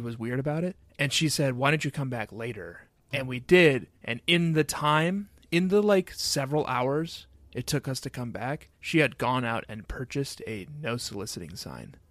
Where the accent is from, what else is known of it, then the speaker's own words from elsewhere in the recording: Excelsior, Minnesota, United States; growing up in Excelsior, Minnesota.